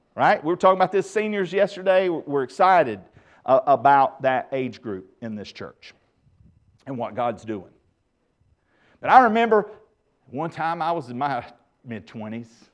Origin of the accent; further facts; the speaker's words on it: the Bible Belt, United States; growing up in the Bible Belt